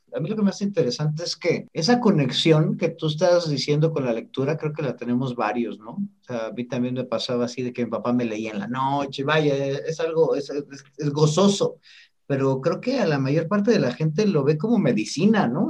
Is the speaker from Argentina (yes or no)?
no; Mexico; como mexicanos